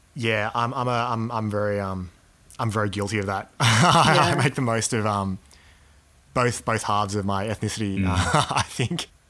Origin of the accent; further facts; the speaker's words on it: Australia; growing up in Australia um, has a you know big influence on my value system